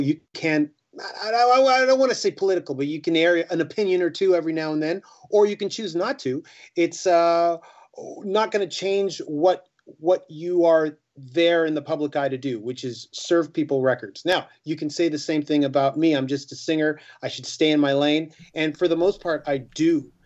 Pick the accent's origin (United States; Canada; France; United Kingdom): Canada; we're a Canadian band.